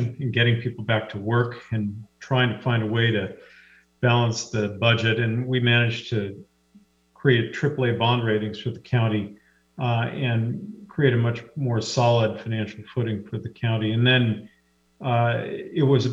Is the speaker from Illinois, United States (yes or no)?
no; Seattle, Washington, United States; I was raised here in Seattle